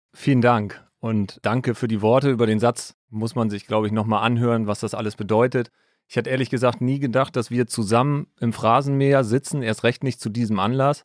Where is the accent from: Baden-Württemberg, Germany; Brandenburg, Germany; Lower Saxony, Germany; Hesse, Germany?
Lower Saxony, Germany; Altes Land, between Stade and Hamburg; Ich komme aus dem alten Land, aus dem wunderschönen alten Land in der Nähe von Hamburg, zwischen Stade und Hamburg. Bin da ganz normal zur Schule gegangen